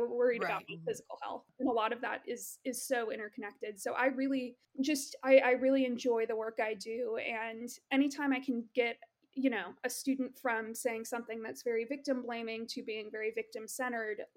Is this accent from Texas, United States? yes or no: yes; Texas, United States; I am from Texas